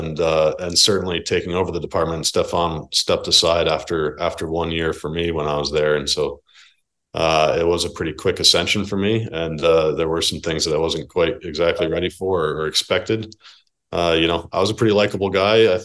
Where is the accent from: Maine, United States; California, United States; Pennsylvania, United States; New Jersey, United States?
New Jersey, United States; I grew up in New Jersey